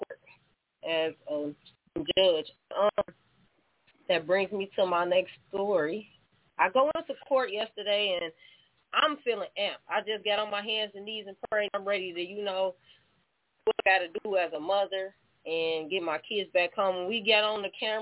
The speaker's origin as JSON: {"language": "English", "town": "Elkhart", "region": "Indiana", "country": "United States", "tie": "born or raised there", "moved": "as an adult", "lives_now": "Michigan, United States", "said": "I'm from Elkhart, Indiana"}